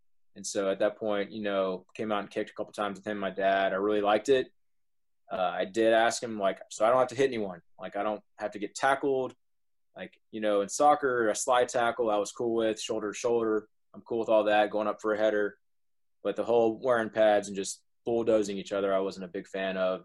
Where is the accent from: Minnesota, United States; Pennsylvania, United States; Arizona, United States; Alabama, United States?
Alabama, United States; Dothan; also born or lived in Wisconsin / Enterprise, Alabama; So I was raised here in Dothan, Alabama